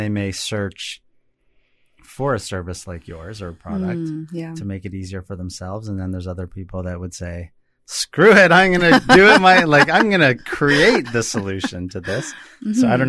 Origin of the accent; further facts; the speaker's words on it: Toronto, Ontario, Canada; Since I'm actually from Toronto.